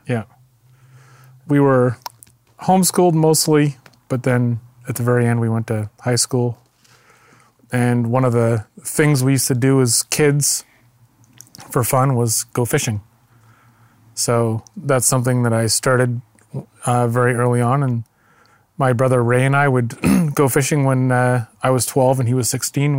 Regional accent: Qualicum Beach, British Columbia, Canada; also born or lived in Ucluelet, British Columbia; I grew up on the east side of Vancouver Island in a little town called Qualicum

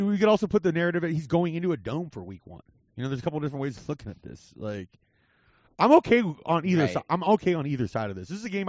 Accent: Las Vegas, Nevada, United States; my hometown, Las Vegas, Nevada

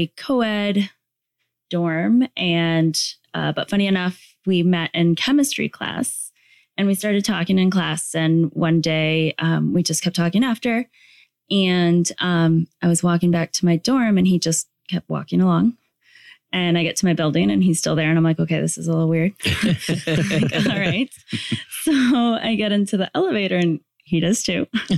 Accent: Lake Zurich, Illinois, United States; I'm from Lake Zurich, so close to here.

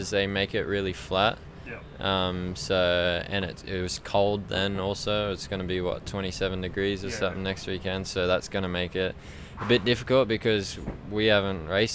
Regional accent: Australia; what I grew up riding on in Australia

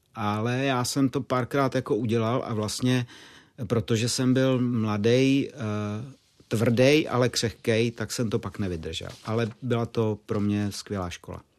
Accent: Moravia, Czechia; navíc jsem žil na Moravě

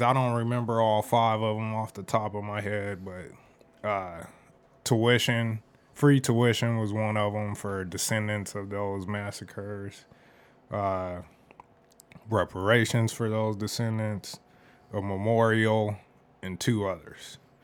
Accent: Phoenix, Arizona, United States; I grew up here and the different places that I lived in the valley

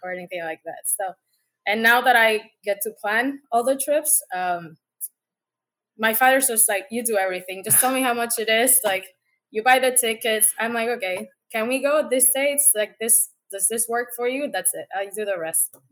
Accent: Puerto Rico; moved away as an adult; also born or lived in Panama; now in United States; born and raised in Puerto Rico, and I've been in the states, let's say, on and off like ten years

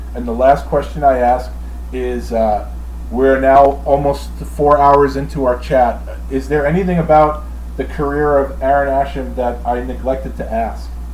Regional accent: New York, United States; I was from New York

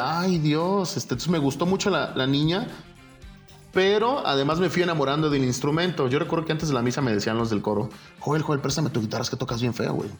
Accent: Guadalajara, Jalisco, Mexico; soy de aquí de Guadalajara. Eh, nací, soy del 81

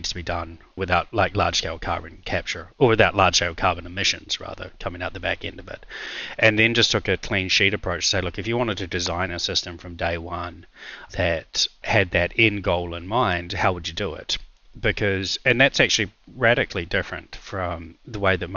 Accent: New Zealand; moved away as an adult; also born or lived in Russia; I'm a New Zealander and I was a lawyer by background

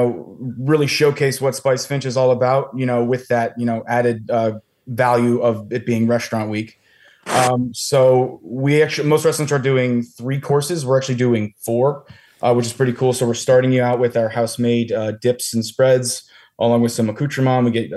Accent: Allentown, Pennsylvania, United States; moved away as an adult; also born or lived in Philadelphia, Pennsylvania; I am from Allentown, Pennsylvania originally

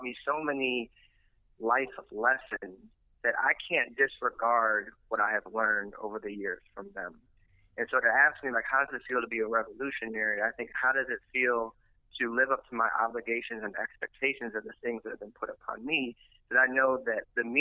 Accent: Milwaukee, Wisconsin, United States; now in New Orleans, United States; I grew up in Milwaukee

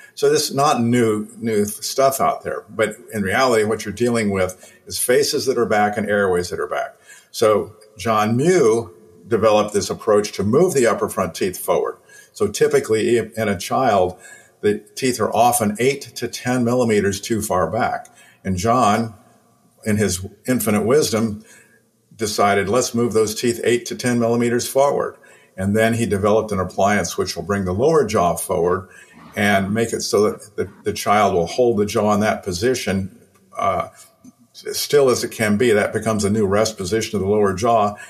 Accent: Illinois, United States; I was 11 years old, growing up in Illinois

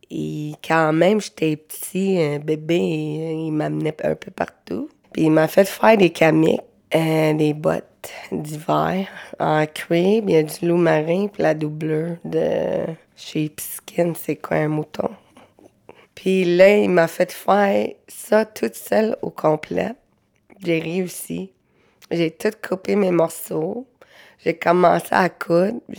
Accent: Montreal, Quebec, Canada; born there; je suis née à Montréal. Je suis Inuit, moitié gaspésienne. J'ai 34 ans.

